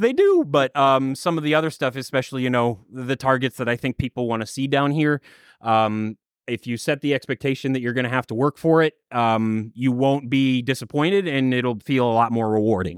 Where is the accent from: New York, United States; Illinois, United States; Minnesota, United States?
Minnesota, United States; I grew up in Minnesota in a small farm town